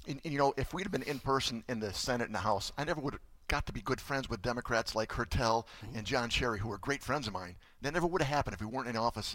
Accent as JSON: {"language": "English", "town": "Monroe", "region": "Michigan", "country": "United States", "tie": "born or raised there", "said": "I grew up in Monroe, and I did all my banking with a small bank called Monroe Bank"}